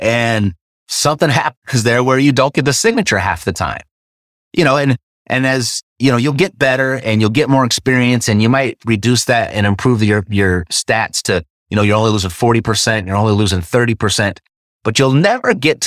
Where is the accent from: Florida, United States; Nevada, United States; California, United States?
California, United States; Los Angeles; I was born and raised in Los Angeles